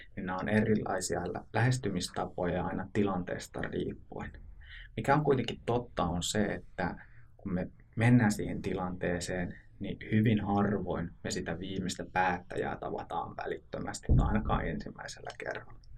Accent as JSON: {"language": "Finnish", "town": "Oulu", "region": "North Ostrobothnia", "country": "Finland", "tie": "born or raised there", "moved": "as an adult", "lives_now": "Southern Finland, Finland", "said": "Olen alun perin Oulusta kotoisin"}